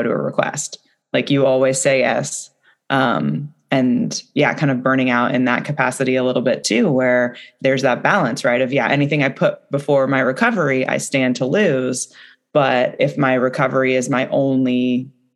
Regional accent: the Northwest, Pacific Northwest, United States; I'm from the Northwest

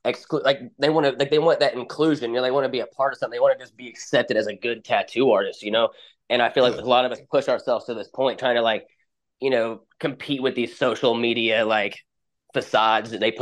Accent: Brownsburg, Indiana, United States; I'm in Brownsburg, Indiana

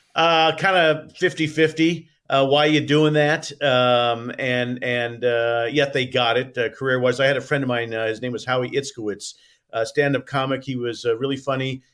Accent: Indianapolis, Indiana, United States; now in Santa Barbara, United States; when I grew up in Indianapolis

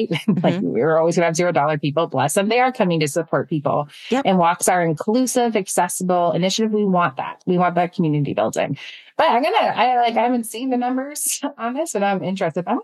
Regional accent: Canada; I'm Canadian, right? right? So like, we don't want to be talking about this. We're very nice, polite people.

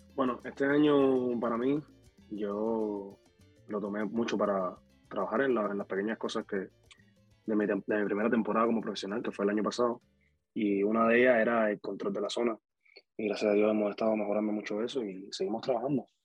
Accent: Havana, Cuba; moved away; also born or lived in Dominican Republic; yo soy de Cuba, de La Habana, de la capital

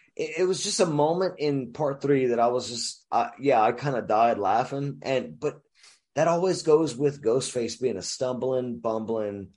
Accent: Louisiana, United States; moved away as an adult; also born or lived in New Jersey; I grew up in Louisiana

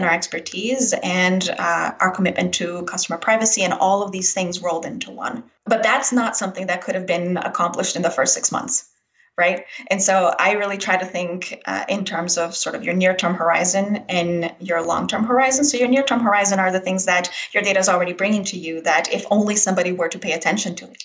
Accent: Brazil; moved away; I was actually born and raised in Brazil

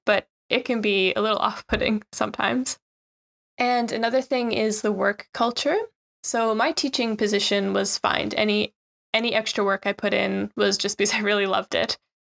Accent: Newfoundland and Labrador, Canada; moved away as an adult; also born or lived in Shizuoka, Japan; now in Japan; So, I'm from Newfoundland, Canada. It's quite a rural area

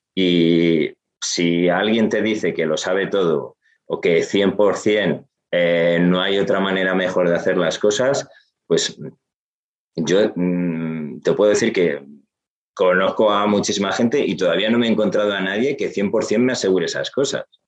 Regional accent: Gijón, Asturias, Spain; yo que soy asturiano, que soy de Gijón

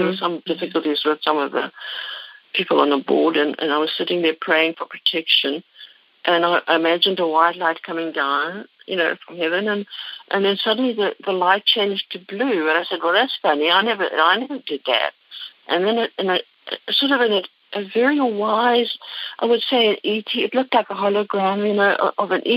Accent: Cape Town, Western Cape, South Africa; moved away as an adult; now in Concord, United States; Concord, California, but I actually was born in Cape Town in South Africa. And I came to America, and I lived half my life there and half here now

